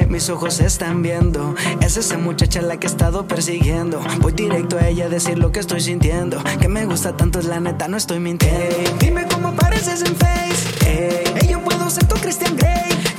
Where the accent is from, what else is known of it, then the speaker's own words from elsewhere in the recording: Mexicali, Baja California, Mexico; also born or lived in Tecate; now in Ensenada, Mexico; Nací en Tecate, pero ah. pues nunca, nunca he vivido ahí. De ahí me llevaron a vivir a. Pues mis papás me, abandonaron con mi abuelita. Y me crecí en Mexicali hasta los 11